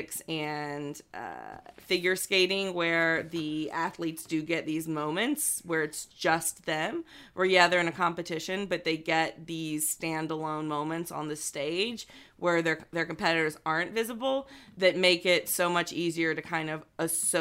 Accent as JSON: {"language": "English", "country": "United States", "said": "as an American"}